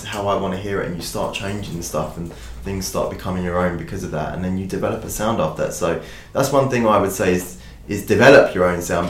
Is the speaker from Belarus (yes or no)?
no; United Kingdom; I'm a British artist